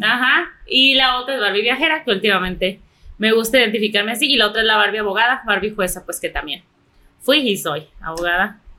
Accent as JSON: {"language": "Spanish", "country": "Mexico", "said": "como buena mexicana"}